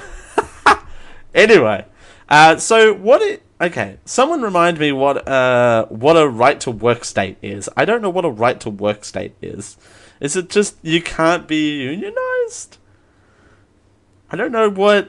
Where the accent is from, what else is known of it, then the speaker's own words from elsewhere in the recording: Australia; I'm Australian.